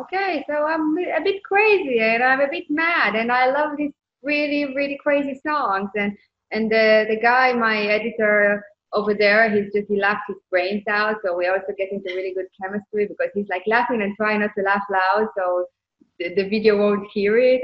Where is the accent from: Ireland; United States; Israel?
Israel; moved away; I came from Israel and I served in the military